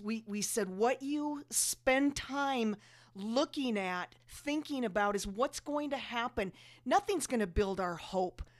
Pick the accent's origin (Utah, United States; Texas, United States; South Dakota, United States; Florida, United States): South Dakota, United States; we grew up in South Dakota, so it's freezing cold.